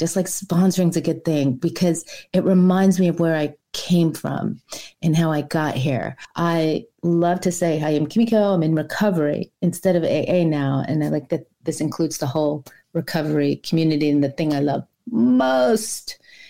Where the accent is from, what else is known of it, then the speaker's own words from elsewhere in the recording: Brooklyn, New York, United States; also born or lived in Ohio; now in Savannah, United States; I'm from New York originally. I grew up there. I was born in Brooklyn and grew up in New York City, Queens, Long Island mostly, and a little bit in Ohio when my dad moved there for a few years.